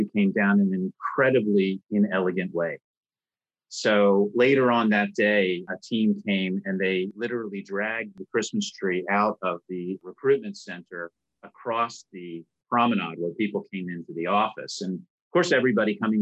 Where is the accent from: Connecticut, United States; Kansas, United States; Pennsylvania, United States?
Pennsylvania, United States; outside of Philadelphia; moved away as an adult; now in Hong Kong; I was born and raised outside of Philadelphia.